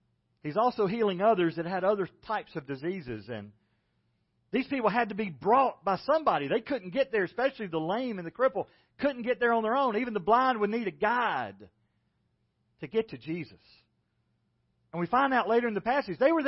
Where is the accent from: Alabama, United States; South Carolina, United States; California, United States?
South Carolina, United States; moved away; I don't have an accent. I'm from South Carolina. This is the way people talk.